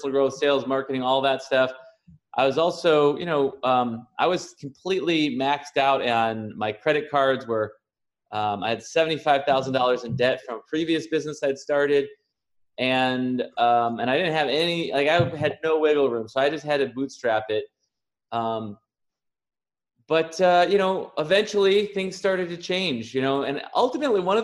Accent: Chicago, Illinois, United States; also born or lived in San Diego; now in Puerto Rico; I'm originally from Chicago. I lived in San Diego for the last 16 years and just moved to Puerto Rico a few weeks ago

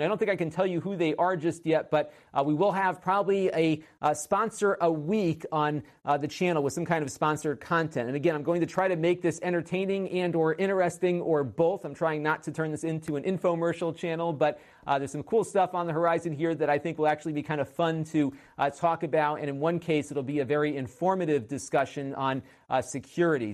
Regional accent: Connecticut, United States; Connecticut, my home state

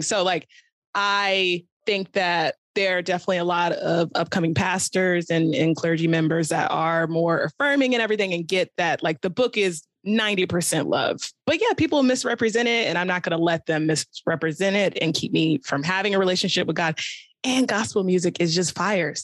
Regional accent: Virginia Beach, Virginia, United States; So I grew up in Virginia as well, but Southern Virginia

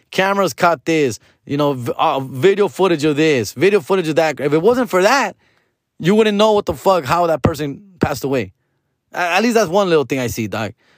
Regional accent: Huntington Park, California, United States; I grew up on Seville and fifty-eighth Street

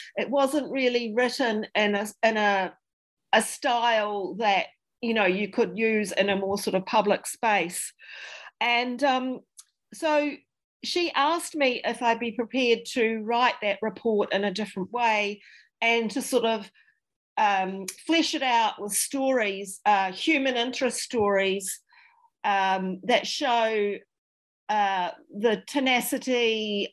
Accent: Dunedin, Otago, New Zealand; I'm very much um, a Dunedin uh, a Dunedin person. I'm from Dunedin

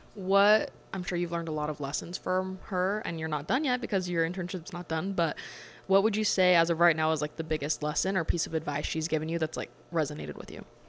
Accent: Utah, United States; I'm from Utah

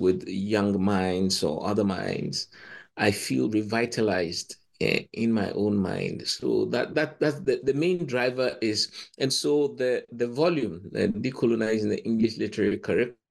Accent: Ghana; moved away as an adult; also born or lived in Cambridge; I come from Ghana

